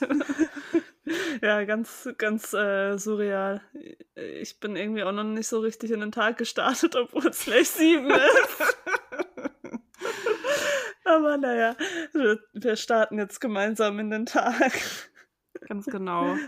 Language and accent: German; Germany; ich bin ja in der Nähe von Hamburg aufgewachsen